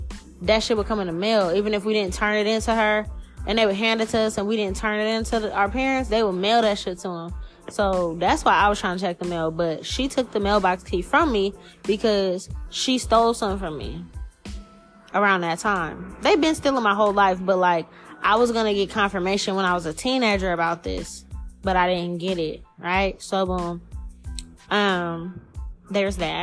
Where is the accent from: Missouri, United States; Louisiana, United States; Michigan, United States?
Louisiana, United States; New Orleans; now in Seattle, United States; their jurisdiction is New Orleans.